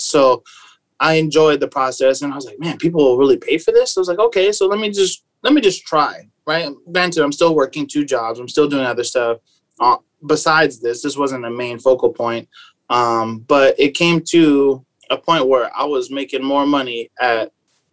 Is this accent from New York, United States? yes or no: no; San Diego, California, United States; I was raised in San Diego, born and raised.